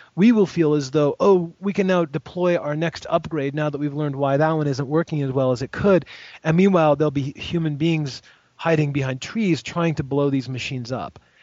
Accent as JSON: {"language": "English", "country": "United States", "said": "I'm an American"}